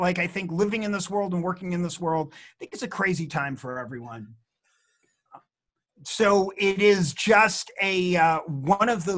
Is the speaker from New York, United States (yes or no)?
yes; Rockland County, New York, United States; moved away as an adult; I grew up in Rockland County, New York, in a crazy Jewish family